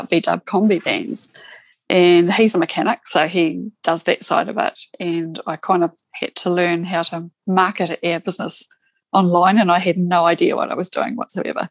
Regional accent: South Island, New Zealand; I'm from New Zealand, right down the bottom of the South Island in New Zealand

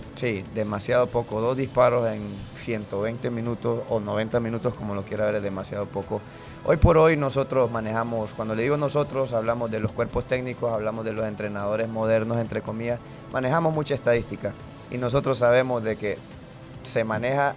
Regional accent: La Ceiba, Atlántida, Honduras; moved away as an adult; now in Indianapolis, United States; soy de La Ceiba, Honduras

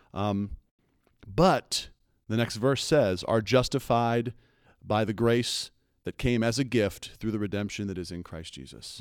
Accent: East Coast, United States; I grew up on the East Coast, so, so I'm a, I'm a seafood guy through and through

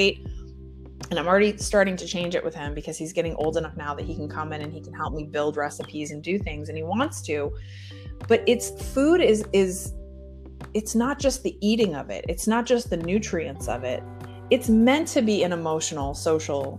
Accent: Michigan, United States; I grew up in Michigan

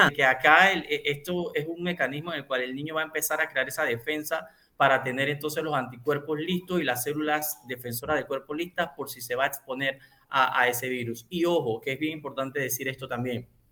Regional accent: Panama; para nosotros como panameños

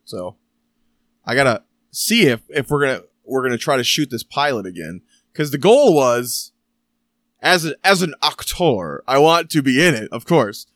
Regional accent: Michigan, United States; We're from Michigan. I'm from Michigan

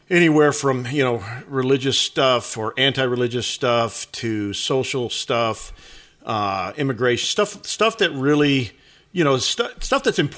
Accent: Phoenix, Arizona, United States; born and raised in Phoenix.

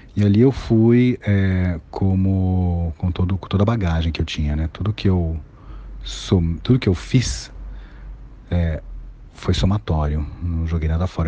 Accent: São Paulo, Brazil; Eu sou de Guaianazes. Guaianazes, extremo da Zona Leste

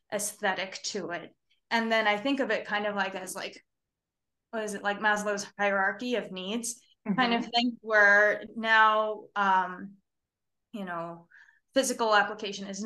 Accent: Denver, Colorado, United States; I'm born and raised in Denver, Colorado

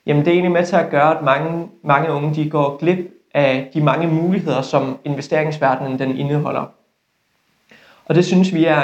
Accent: West Jutland, Denmark; accent: Jutlandic; Jeg er 24 år gammel, og så kommer jeg fra Vestjylland. Det er, det er egentlig sjældent, at folk kommenterer på min dialekt, men jeg kan ikke afvise, at I måske kan ane

